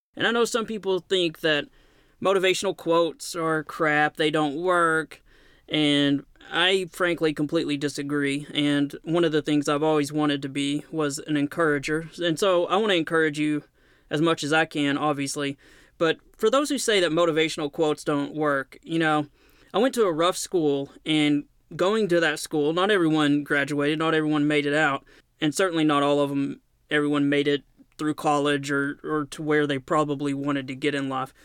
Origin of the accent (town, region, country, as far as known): Knoxville, Tennessee, United States